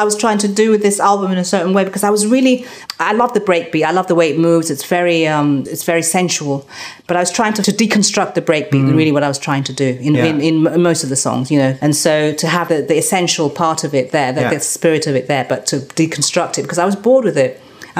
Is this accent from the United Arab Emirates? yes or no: no; Scotland, United Kingdom; also born or lived in Nigeria; because I was born in Scotland, lived there, and being different there because we were the only black people there, and then going to Nigeria and then having been born in this country.